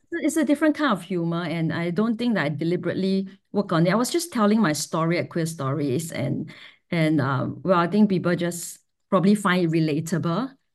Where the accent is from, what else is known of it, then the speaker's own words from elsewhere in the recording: Singapore; growing up in Singapore is a, is a, is a fiercely heteronormative